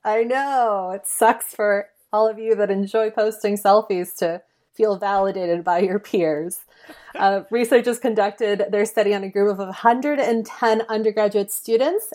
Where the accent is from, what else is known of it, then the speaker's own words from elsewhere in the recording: Mill Valley, California, United States; my hometown of Mill Valley, which is very close to San Francisco